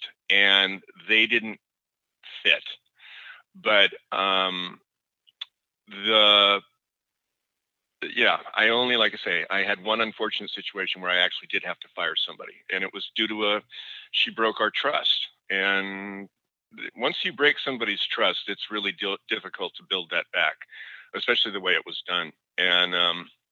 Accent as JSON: {"language": "English", "town": "Seattle", "region": "Washington", "country": "United States", "tie": "born or raised there", "said": "I grew up in Seattle with Nordstrom"}